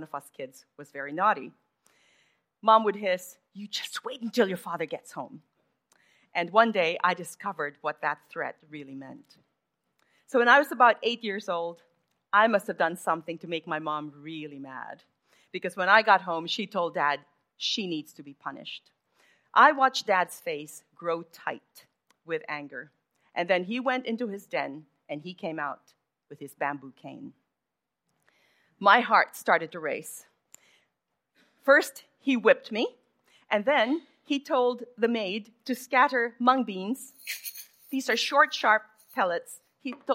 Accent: Manila, Metro Manila, Philippines; I grew up in Manila

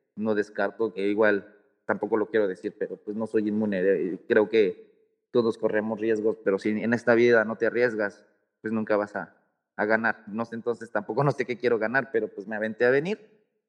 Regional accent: Mexico; yo como mexicano

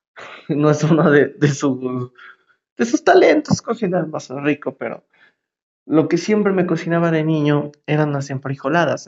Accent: State of Mexico, Mexico; Yo soy del Estado de México. Todo el mundo nos dice chilangos, pero en sí somos mexiquenses, porque no somos de la ciudad.

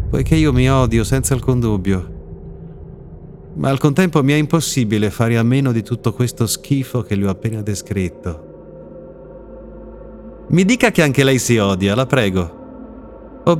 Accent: Ferrara, Emilia-Romagna, Italy; Siamo a Ferrara, la mia città d'origine nella quale sono cresciuto per un po'.

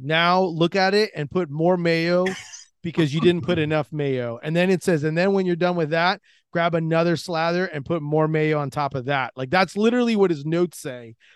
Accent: Orlando, Florida, United States; I'm from Orlando, Florida.

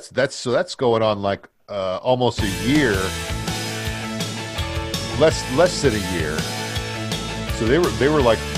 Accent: Sayreville, New Jersey, United States; cause it's my hometown. It's Sayreville, New Jersey.

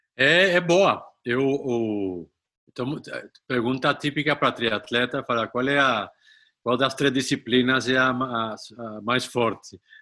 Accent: Colombia; moved away; sou colombiano

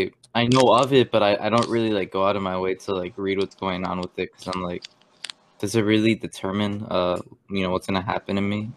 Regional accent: Spain; born there; I was born in Spain. Yeah, that's all I'm willing to say.

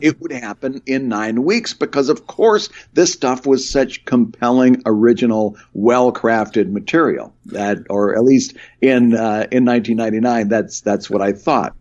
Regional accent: Michigan, United States; the small town I grew up in in Michigan

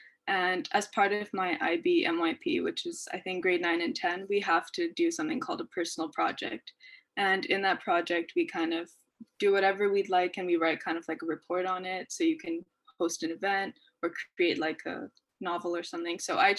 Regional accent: Pakistan; Since I'm from South Asia, so Pakistan, I get to see that on a day-to-day basis or hear stories from people.

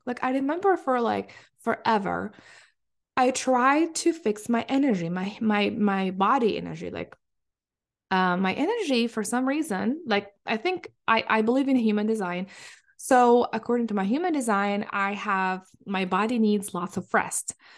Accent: Palestine; moved away as an adult; now in Michigan, United States; I come from Palestine

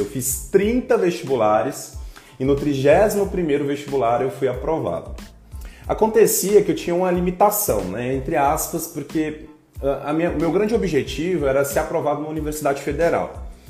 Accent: Goiânia, Goiás, Brazil; eu sou natural de Goiânia, eu tenho 36 anos e nasci em 1985. Eu cresci em Goiânia, passei toda a minha infância, adolescência e começo da vida adulta também nessa cidade de Goiânia

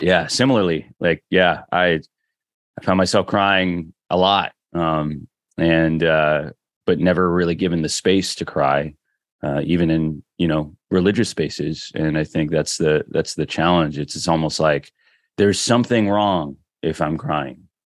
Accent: Philippines; now in Washington, DC, United States; I'm Filipino, proud of it

